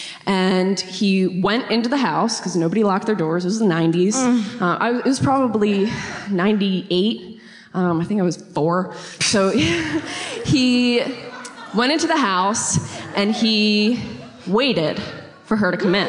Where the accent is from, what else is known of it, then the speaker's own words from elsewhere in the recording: Newark, Delaware, United States; now in Wilmington, United States; I'm from Delaware.